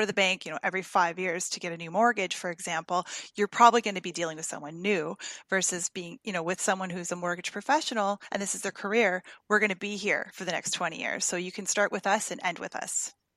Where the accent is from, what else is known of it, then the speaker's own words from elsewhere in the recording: Windsor, Ontario, Canada; moved away as an adult; also born or lived in Toronto area; now in United States; I was born in Windsor, Ontario, and uh, we just moved here from Toronto area